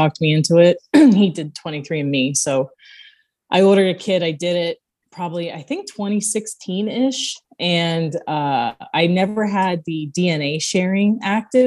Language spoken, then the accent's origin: English; New Jersey, United States; also born or lived in New York; now in South Florida, United States; I grew up in South Jersey, and I currently live in South Florida